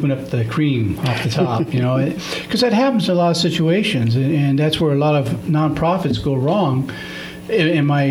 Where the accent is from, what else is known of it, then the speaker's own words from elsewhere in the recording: Ontario, California, United States; I grew up in Ontario, and mm-hmm. our high schools played football against each other.